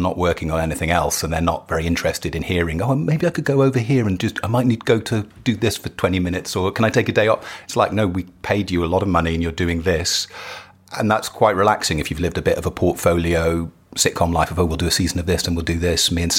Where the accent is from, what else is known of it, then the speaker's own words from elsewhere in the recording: West Midlands, United Kingdom; I grew up in Shropshire, which isn't near enough Manchester.